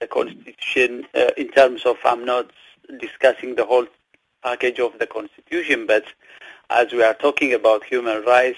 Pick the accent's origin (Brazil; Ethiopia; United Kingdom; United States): Ethiopia; moved away as an adult; I'm far from Ethiopia since 2005.